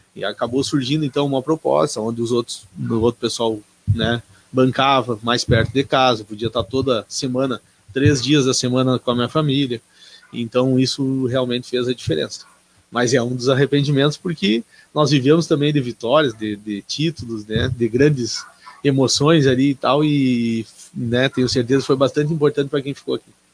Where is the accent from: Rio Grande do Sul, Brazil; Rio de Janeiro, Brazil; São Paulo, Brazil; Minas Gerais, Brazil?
Rio Grande do Sul, Brazil; Seberi; eu venho de Seberi